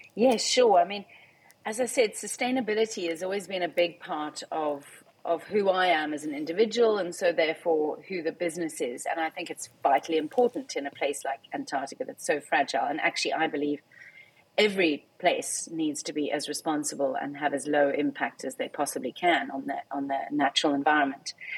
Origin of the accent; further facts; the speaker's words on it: South Africa; I am a South African